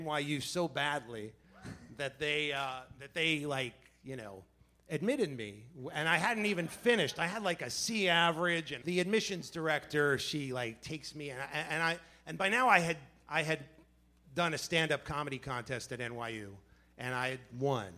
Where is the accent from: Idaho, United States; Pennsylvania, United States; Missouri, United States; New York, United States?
New York, United States; New York City; now in New Jersey, United States; I was born in Manhattan, but I live in Jersey